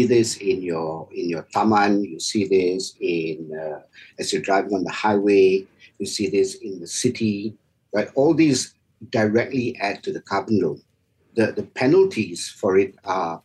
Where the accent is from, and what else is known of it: Malaysia